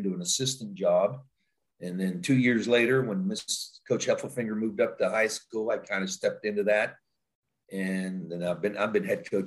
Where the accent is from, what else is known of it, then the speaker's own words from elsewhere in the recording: Elkins, West Virginia, United States; moved away as an adult; now in Pataskala, United States; go back home to my hometown, Elkins, West Virginia